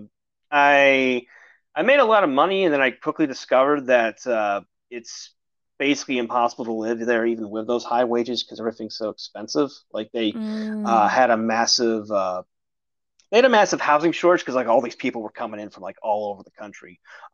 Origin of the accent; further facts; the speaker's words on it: Syracuse, New York, United States; I went from my hometown, Syracuse, New York, all the way to Portland, Oregon